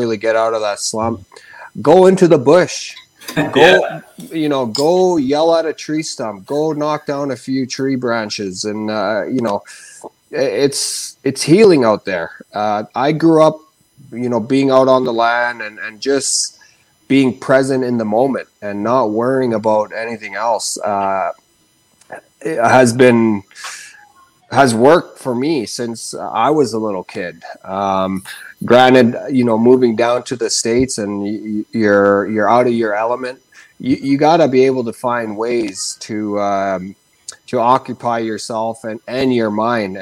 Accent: Rankin Inlet, Nunavut, Canada; now in Kelowna, Canada; growing up in Rankin Inlet, Nunavut, where it's currently minus 40

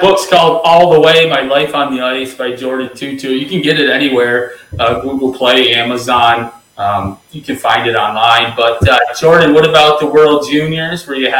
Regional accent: upstate New York, United States; now in Raleigh, United States; we all grew up in upstate New York near the Mohawk Indian Reservation.

